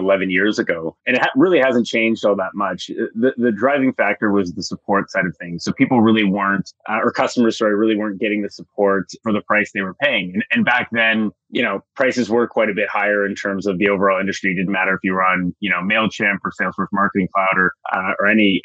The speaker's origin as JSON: {"language": "English", "town": "Timmins", "region": "Ontario", "country": "Canada", "moved": "yes", "said": "I'm actually from a really small town in northern Ontario, Timmins"}